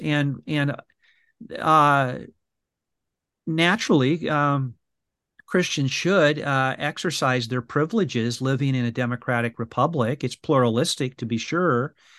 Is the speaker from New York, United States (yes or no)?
no; Brea, California, United States; I went to the the brea improv which is a, a comedy uh, house yeah. you know in my hometown in california